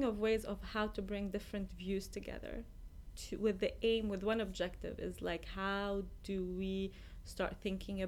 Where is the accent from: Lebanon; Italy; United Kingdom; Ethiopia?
Lebanon; moved away as an adult; also born or lived in Iraq; now in United States; I was born in Lebanon, and then I spent the first probably 13 years of my life going between Lebanon and Iraq because Iraq was safer.